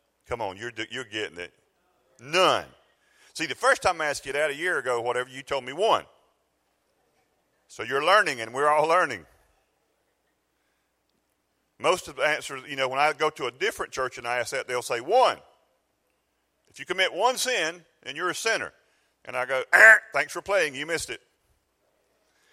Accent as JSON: {"language": "English", "region": "South Georgia", "country": "United States", "said": "I'm from South Georgia"}